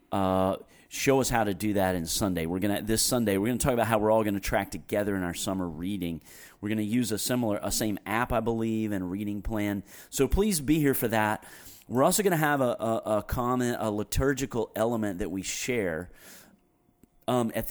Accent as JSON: {"language": "English", "town": "Greensboro", "country": "United States", "tie": "born or raised there", "said": "I grew up in Greensboro decorating my bicycle every Fourth of July"}